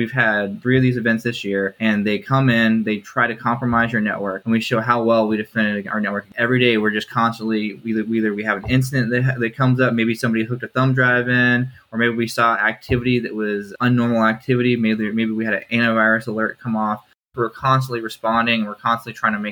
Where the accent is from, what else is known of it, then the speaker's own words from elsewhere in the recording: Kansas City, Kansas, United States; born there; also born or lived in Oregon / Maryland; I was born in Kansas City, Kansas, and I've lived split between Kansas City, Oregon, and Maryland before I joined the military.